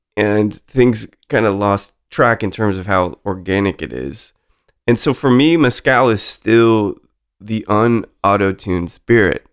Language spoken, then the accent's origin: English; Salt Lake City, Utah, United States; when I was growing up in Salt Lake City